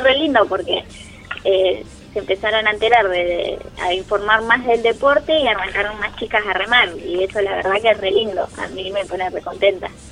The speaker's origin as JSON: {"language": "Spanish", "town": "Zárate", "region": "Buenos Aires Province", "country": "Argentina", "said": "yo soy de Zárate, y cuando volví a Zárate"}